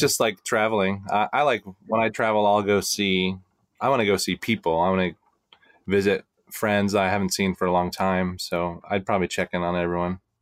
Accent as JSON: {"language": "English", "region": "Florida", "country": "United States", "tie": "born or raised there", "said": "I grew up in Florida"}